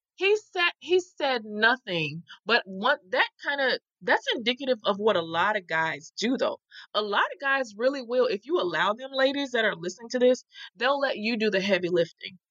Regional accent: the South, United States; I'm from the South

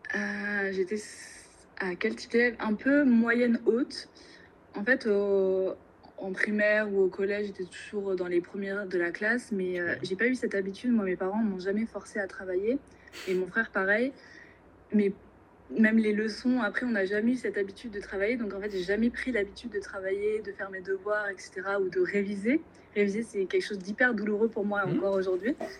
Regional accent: Normandy, France; also born or lived in Angers / Rouen; je viens de Normandie où je suis actuellement. Donc j'ai passé 18 années de, ma vie en Normandie

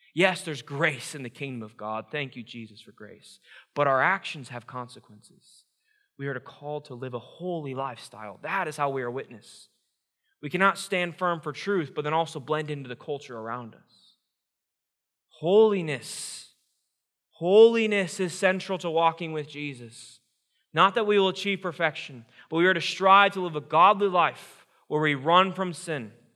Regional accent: Iowa, United States; I grew up born and raised in Iowa, Iowa proud

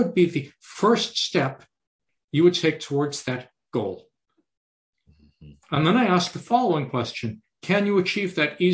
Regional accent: Canada; Being a Canadian

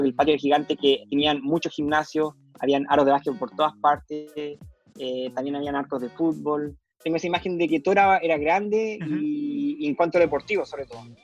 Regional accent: Temuco, Araucanía, Chile; also born or lived in Ithaca, New York, United States; soy de Temuco porque es el lugar donde me crié

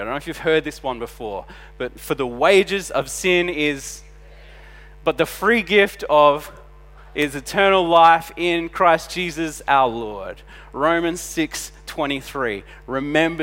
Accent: Adelaide, South Australia, Australia; we're from Adelaide

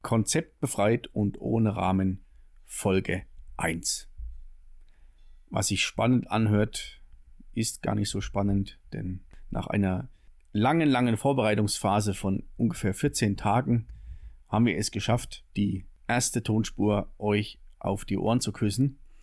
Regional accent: Southern Thuringia, Germany; accent: Franconian-tinged; moved away; also born or lived in Lichtenfelser Land, Bavaria; Zugroaster aus Südthüringen. Also der südliche Zipfel von Thüringen, deswegen auch der fränkische Spracheinschlag

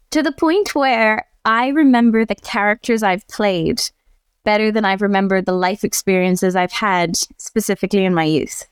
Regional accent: Ireland; I grew up in Ireland.

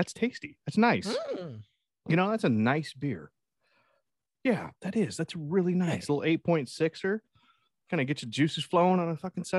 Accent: Texas, United States; I'm just from Texas. That's just what we do.

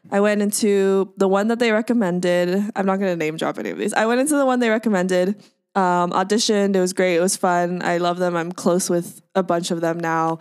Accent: Orange County, California, United States; also born or lived in Boston; now in Los Angeles, United States; I'm based in Los Angeles, but I'm from Orange County

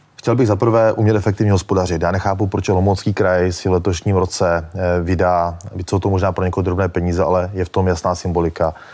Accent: Moravia, Olomouc Region, Czechia; já jsem z Moravy, z Olomouckého kraje

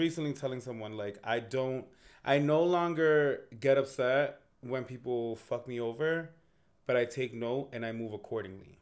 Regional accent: Lawrence, Massachusetts, United States; we're from Lawrence, Massachusetts

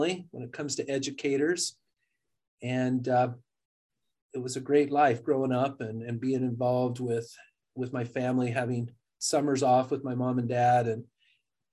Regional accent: Richfield, Utah, United States; I grew up in Richfield, Utah, which is considered central

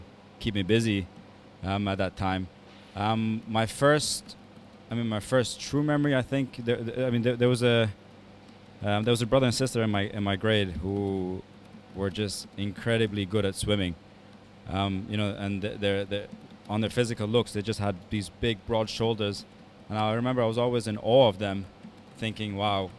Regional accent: Dubai, United Arab Emirates; Born in Dubai, grew up in Dubai.

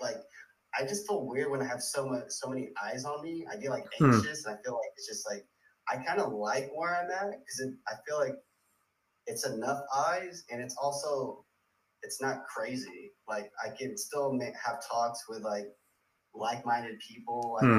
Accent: California, United States; I feel like where I'm from, like I'm from the Bay Area, like the culture out here is kind of like, hey, don't talk about it, be about it.

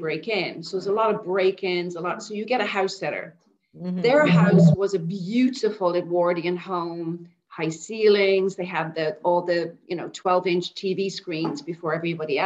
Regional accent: Dublin, Leinster, Ireland; now in Bangkok, Thailand; I grew up in Dublin, born and bred in Dublin

